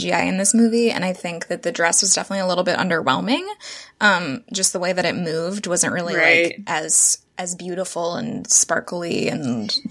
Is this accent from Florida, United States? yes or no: yes; Orlando, Florida, United States; we grew up in Orlando, going to Disney World and dressing up as Belle when we were little kids